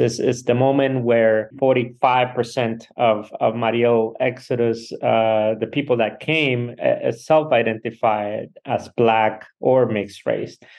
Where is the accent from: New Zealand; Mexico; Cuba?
Cuba; now in La Crosse, United States; I am from Cuba